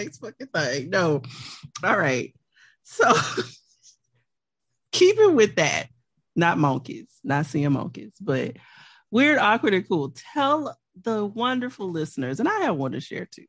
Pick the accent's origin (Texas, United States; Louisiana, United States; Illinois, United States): Louisiana, United States; I'm from Louisiana